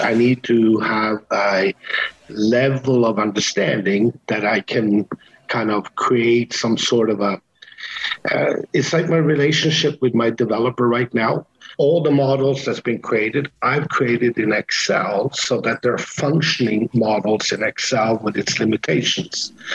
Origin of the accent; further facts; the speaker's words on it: Canada; moved away; I lived in Canada for many years. I am Canadian